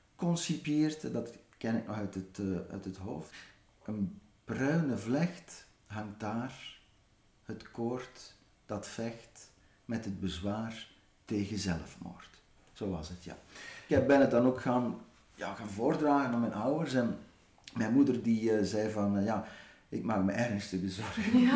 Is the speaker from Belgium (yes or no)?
yes; Ghent, Flanders, Belgium; als Gentenaar